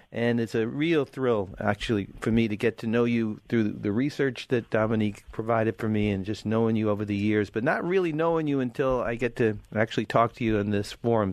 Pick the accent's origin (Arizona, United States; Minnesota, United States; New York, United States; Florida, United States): New York, United States; New York City; I grew up in Brooklyn as a high school